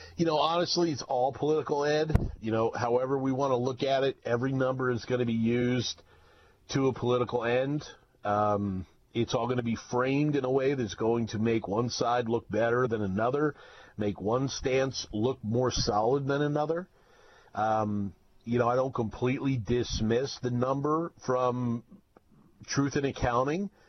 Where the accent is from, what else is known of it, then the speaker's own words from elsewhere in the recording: the Northwest, Pacific Northwest, United States; I was from the Northwest